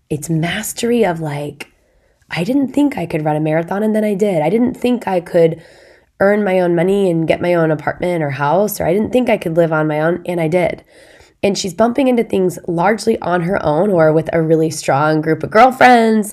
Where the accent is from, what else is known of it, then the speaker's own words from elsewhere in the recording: Indiana, United States; our town has a big lake in it, my hometown.